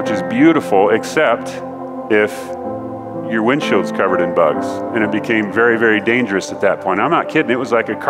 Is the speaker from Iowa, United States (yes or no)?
no; Ellensburg, Washington, United States; moved away as an adult; now in Colorado, United States; In Ellensburg, where we're from, you get to choose between two types of weather